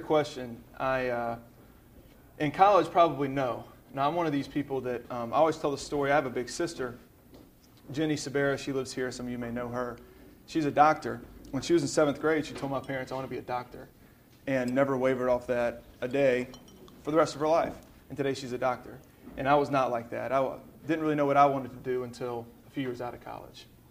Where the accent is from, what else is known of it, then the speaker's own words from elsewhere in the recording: Birmingham, Alabama, United States; I'm from Birmingham